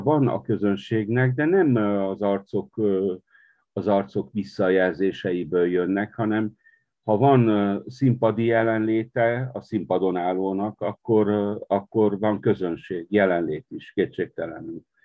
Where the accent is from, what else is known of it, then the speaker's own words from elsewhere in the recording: Partium, Romania; also born or lived in Marosvásárhely (Târgu Mureș); now in Târgu Mureș, Romania; én a Párciumban születtem, de a családból mindenki, mindenki belső erdélyi azért.